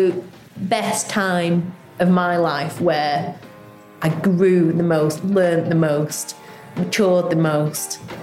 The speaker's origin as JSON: {"language": "English", "area": "Lancashire", "region": "North West England", "country": "United Kingdom", "also_born_or_lived": "London", "moved": "as an adult", "lives_now": "Staines, United Kingdom", "said": "I'm originally from Lancashire. I came down to London to do a degree in biochemistry."}